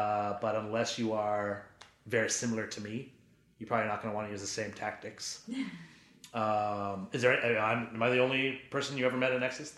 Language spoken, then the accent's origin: English; Maine, United States; Growing up in Maine, there were very, very few of my neighbors and the kids going to public school in Maine with me on the board of their family foundation.